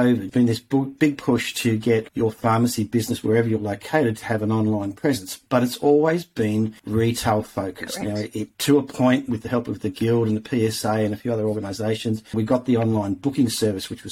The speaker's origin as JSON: {"language": "English", "town": "Tamworth", "region": "New South Wales", "country": "Australia", "tie": "born or raised there", "moved": "yes", "said": "I spent a bit of time growing up in Tamworth"}